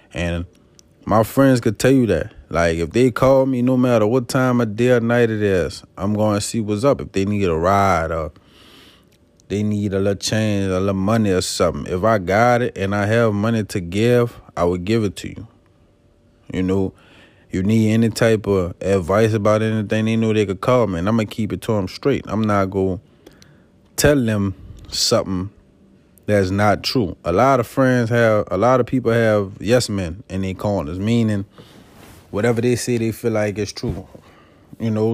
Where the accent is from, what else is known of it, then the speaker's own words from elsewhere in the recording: Avondale, Louisiana, United States; I'm from Avondale, Louisiana. That's on the West Bank of New Orleans.